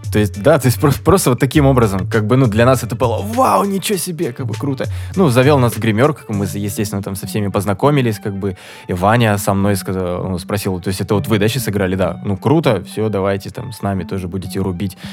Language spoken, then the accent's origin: Russian; Surgut, Khanty-Mansi Autonomous Okrug, Russia; Мы из Сургута.